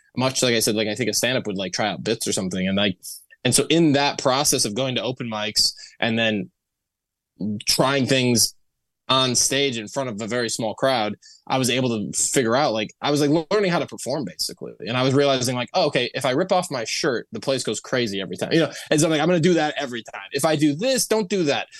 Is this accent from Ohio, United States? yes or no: yes; Toledo, Ohio, United States; moved away as an adult; also born or lived in Bowling Green, Ohio; now in Los Angeles, United States; I grew up in Toledo, Ohio, and was in a ve-, like, my, the household I grew up in was extremely religious.